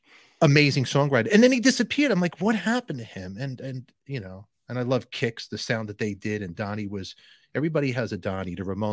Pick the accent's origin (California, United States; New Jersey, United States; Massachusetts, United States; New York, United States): New York, United States; Brooklyn; Growing up in Brooklyn, back in the day